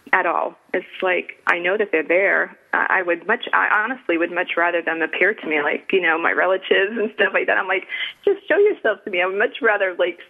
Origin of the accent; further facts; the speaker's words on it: Rhode Island, United States; I grew up in Rhode Island